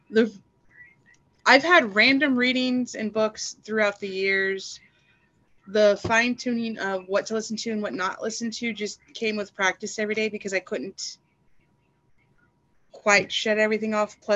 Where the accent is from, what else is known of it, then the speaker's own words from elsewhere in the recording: Southern United States, United States; I was raised in the South by a former military father, and I was a trucker